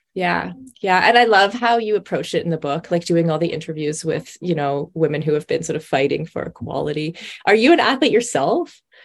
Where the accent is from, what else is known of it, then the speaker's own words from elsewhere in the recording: Canada; I'm Canadian